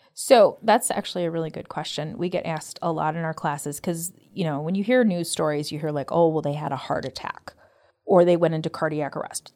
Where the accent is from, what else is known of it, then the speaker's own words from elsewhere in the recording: Evergreen Park, Illinois, United States; moved away as an adult; now in Arizona, United States; I'm actually from Evergreen Park.